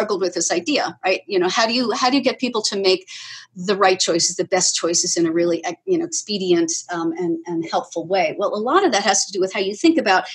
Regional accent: Aruba; moved away; I was born in Aruba and had a really story-like childhood there. I will say, growing up on a desert island is a lot of fun.

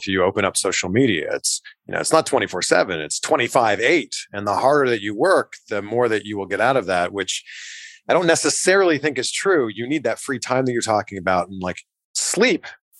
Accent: Canada; also born or lived in Waterloo, Ontario; I'm from Canada, so I went to a great school just outside of Toronto in Waterloo, Ontario.

